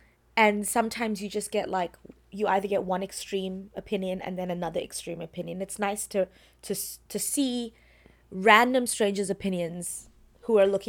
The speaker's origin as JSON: {"language": "English", "town": "Wynberg", "region": "Western Cape", "country": "South Africa", "said": "Cape Town. Weinbergian gangster. Yes. Just kidding, I'm from Weinberg."}